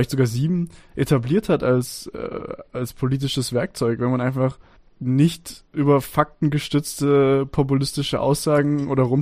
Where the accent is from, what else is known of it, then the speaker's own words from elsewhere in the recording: Stuttgart, Baden-Württemberg, Germany; Naja, für mich als Stuttgarter nicht. Alles ab Frankfurt ist Norddeutschland.